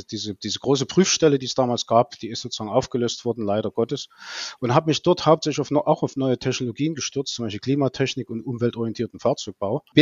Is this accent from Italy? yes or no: no; Leipzig, Saxony, Germany; also born or lived in Dresden; Also, ich bin ein ein Leipziger, der in Dresden studiert hat, an der Hochschule für Verkehrswesen